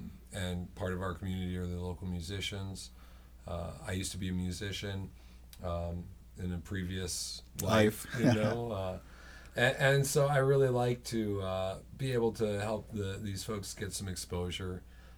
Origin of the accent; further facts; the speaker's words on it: Minneapolis, Minnesota, United States; also born or lived in Portland / Southern California; I'm from Minneapolis. I moved from Portland to Southern California, and it was just horrible, and there were too many people, and I was scared, and I came home.